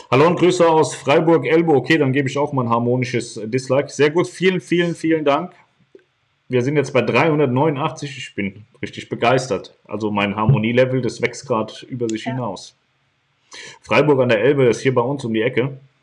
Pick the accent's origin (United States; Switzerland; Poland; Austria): Poland; ich bin in Polen geboren worden. Bin ein Pole.